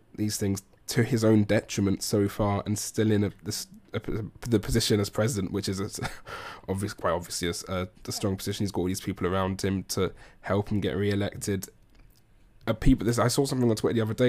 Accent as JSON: {"language": "English", "region": "England", "country": "United Kingdom", "said": "as an Englishman"}